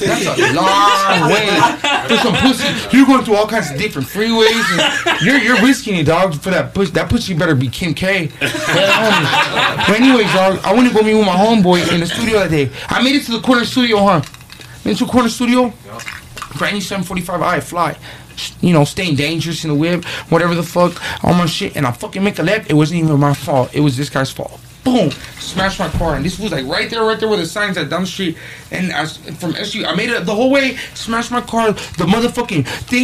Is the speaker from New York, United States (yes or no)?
no; Baldwin Park, California, United States; I grew up in Baldwin Park with my grandpa and my grandma.